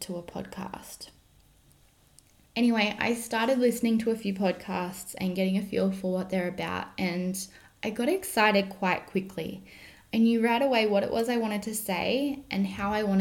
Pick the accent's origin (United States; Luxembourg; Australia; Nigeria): Australia; also born or lived in Germany; I am an Australian dressage trainer and coach based out of the Southern Highlands, New South Wales